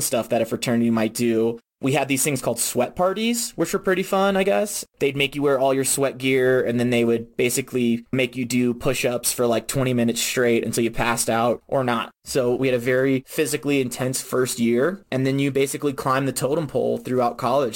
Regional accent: Virginia, United States; I'm originally from Virginia

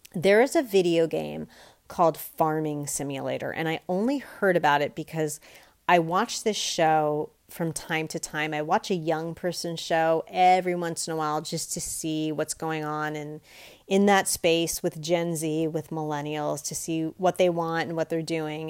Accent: United States; I can only speak as an American

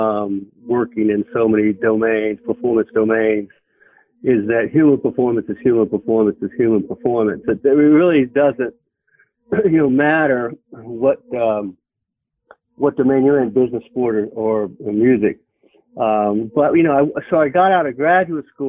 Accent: Florida, United States; moved away; also born or lived in North Carolina / Virginia / Pennsylvania; I grew up in Florida

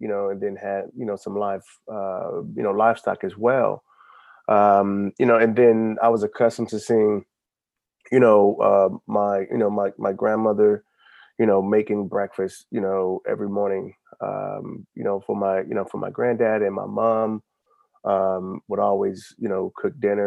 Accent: Alabama, United States; now in Alexandria, United States; I was born in Alabama

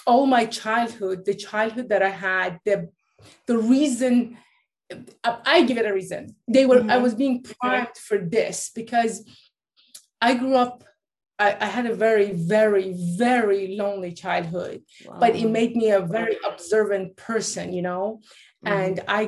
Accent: Norway; also born or lived in Iran; I was born in Iran. My parents are Persian, but I grew up in Norway because, like, they moved from Iran after the revolution to Norway

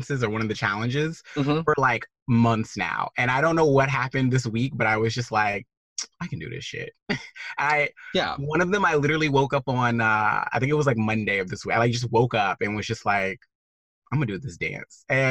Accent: the South, United States; now in Portland, United States; growing up in the South

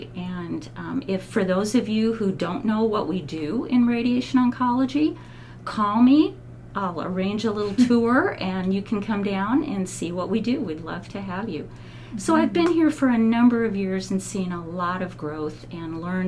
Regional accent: Albany, Oregon, United States; moved away as an adult; now in Salem, United States; I was born down in Albany, mm-hmm. and lived there most of my life, moved up here to Salem in 2005.

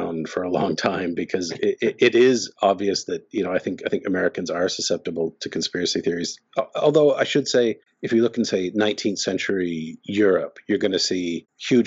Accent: Canada; also born or lived in Ottawa; I'm Canadian. I'm speaking to you from Ottawa

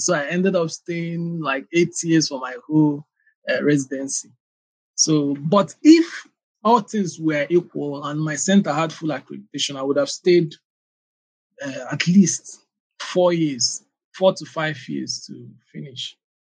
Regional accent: Aba, Abia, Nigeria; also born or lived in Anambra State; I was born in Aba. It's a commercial city in Abia State, one of the eastern states in Nigeria

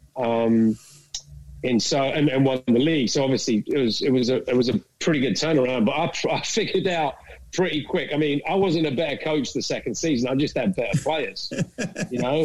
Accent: London, United Kingdom; moved away as an adult; also born or lived in Dallas, United States; now in Kansas, United States; I'm, from England originally. I grew up in London

